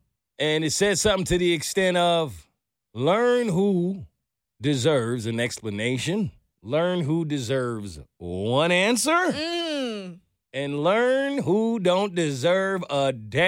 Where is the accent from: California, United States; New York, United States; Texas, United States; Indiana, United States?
New York, United States; From New York. I'm from New York.